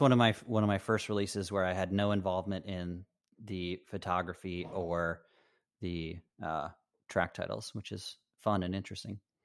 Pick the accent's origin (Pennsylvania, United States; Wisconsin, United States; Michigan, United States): Michigan, United States; also born or lived in Chicago; I, I grew up in Michigan.